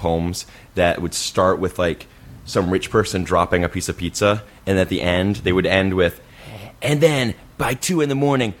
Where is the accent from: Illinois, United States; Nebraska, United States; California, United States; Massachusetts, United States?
Massachusetts, United States; moved away; also born or lived in New York; I'm from Massachusetts